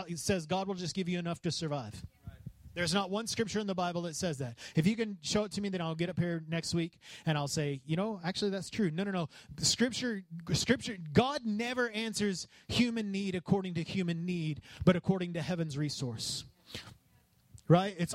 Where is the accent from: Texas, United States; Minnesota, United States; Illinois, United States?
Texas, United States; West; I grew up in West Texas